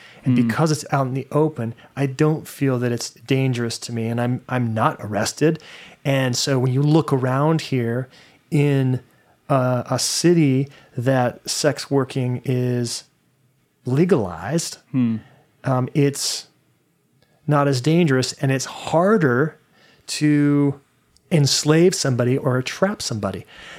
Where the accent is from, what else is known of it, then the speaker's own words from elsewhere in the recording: Las Vegas, Nevada, United States; I grew up in Vegas, and prior to common belief, prostitution is not legal in Vegas.